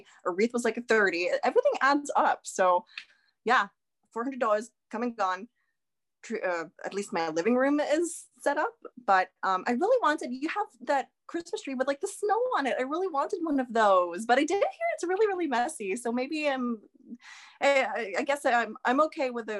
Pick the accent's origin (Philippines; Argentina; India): Philippines; now in Canada; me, I'm Filipino.